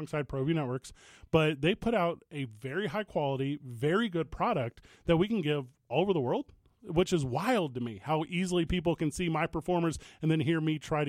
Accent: St. Louis, Missouri, United States; Is it my hometown of St. Louis, Missouri?

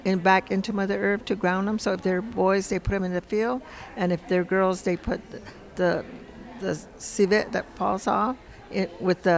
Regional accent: San Ildefonso Pueblo, New Mexico, United States; I'm from San Ildefonso Pueblo

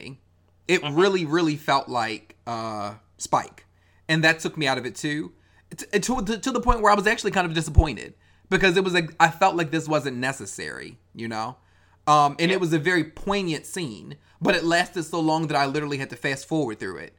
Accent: Baltimore, Maryland, United States; that being my hometown

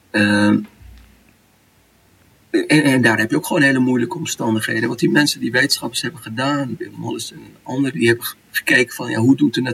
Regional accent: Saudi Arabia; bij ons in Saudi heb je het water wat nog uit de bronnen komt of uit de waterputten is een beetje.

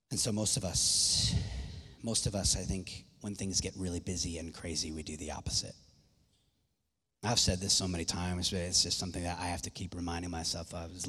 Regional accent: Ireland; My voice, my volume's just, I'm Irish, so I raise my voice a little more.

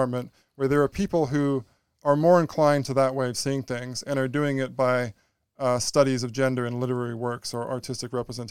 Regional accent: Canada; yes, I'm a Canadian, so I'm going to be privileged.

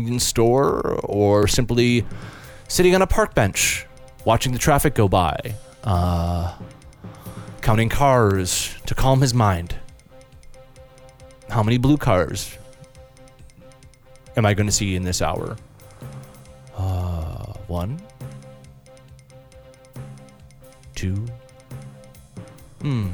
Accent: United States; I'm an American and, gosh, feel that because I've been born and raised here

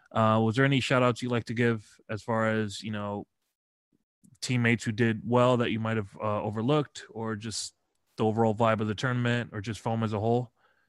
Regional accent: United States; accent: American; because of my American pronunciations, I probably butcher a lot of things.

